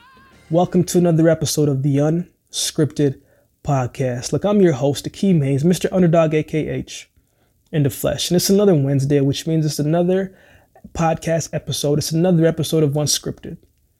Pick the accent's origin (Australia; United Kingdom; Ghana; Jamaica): Jamaica; born there; I thought about football because I was born in Jamaica.